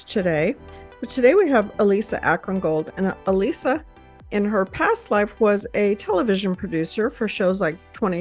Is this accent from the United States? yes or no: yes; Texas, United States; I hail from Texas and married with four